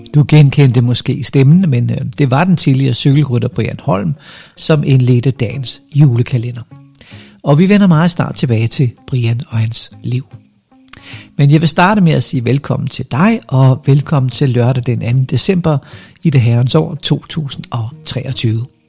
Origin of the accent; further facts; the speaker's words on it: Funen, Southern Denmark, Denmark; hvad jeg er for en fynbo